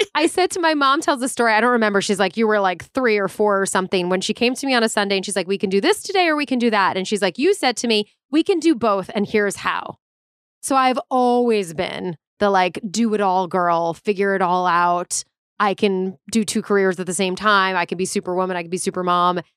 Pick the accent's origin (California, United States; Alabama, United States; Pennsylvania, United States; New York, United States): New York, United States; Long Island; moved away as an adult; now in Los Angeles, United States; I grew up on Long Island. Okay, I'm like exit 49 South off the LIE for all my LI people